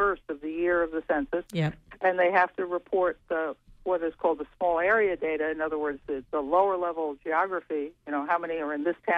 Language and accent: English; Wisconsin, United States; my home state of Wisconsin